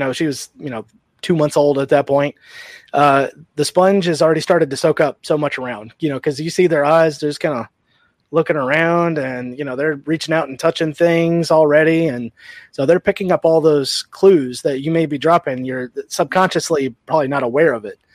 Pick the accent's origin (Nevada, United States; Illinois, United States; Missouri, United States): Nevada, United States; Sun Valley; moved away; also born or lived in South Houston, Texas; growing up in Nevada